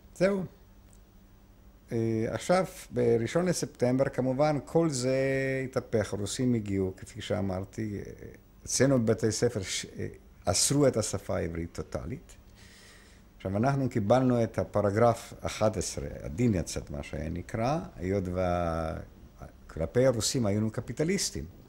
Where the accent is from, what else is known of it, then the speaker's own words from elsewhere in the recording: Lviv, Lviv Oblast, Ukraine; Hebrew is a second language; moved away as an adult; also born or lived in Haifa, Israel; now in Israel; מוצאי מפולין, נולדתי בפולין בעיר לבוף שהיום אוקראינה, אז הייתה פולין